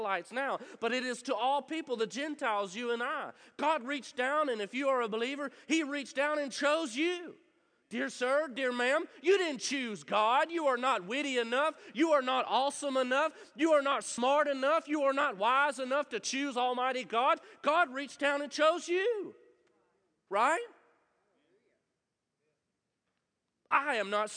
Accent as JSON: {"language": "English", "town": "Munford", "country": "United States", "tie": "born or raised there", "said": "I'm from Munford. There's nothing royal in Munford. I promise you that. I'm from there. I can say it. I that's okay. I grew up there"}